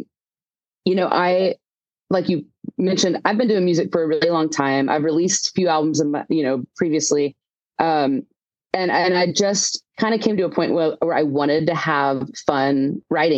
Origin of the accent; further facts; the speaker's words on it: Houston, Texas, United States; moved away as an adult; also born or lived in Nashville, United States / Los Angeles, United States; I'm from the Houston area.